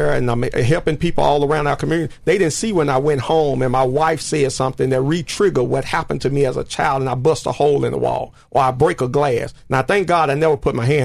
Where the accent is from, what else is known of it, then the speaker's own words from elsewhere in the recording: United States; a young man growing up in the Dixon Home Projects